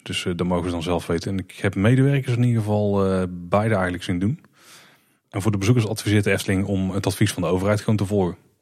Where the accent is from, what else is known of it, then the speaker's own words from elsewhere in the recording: Netherlands; als Nederlanders